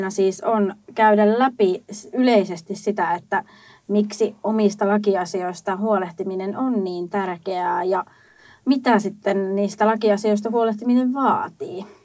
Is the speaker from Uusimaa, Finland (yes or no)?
no; Lapland, Finland; mutta me olen kotoisin Lapista.